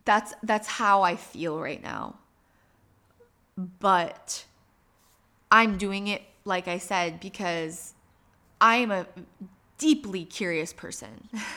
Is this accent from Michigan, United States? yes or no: yes; Michigan, United States; I grew up in Upper Michigan.